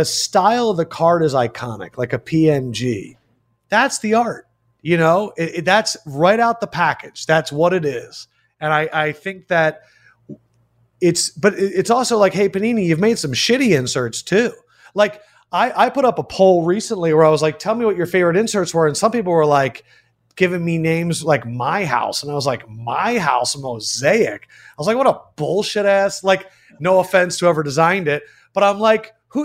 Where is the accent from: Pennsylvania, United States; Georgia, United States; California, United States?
Pennsylvania, United States; Philadelphia; I grew up an Iverson guy because I grew up in Philly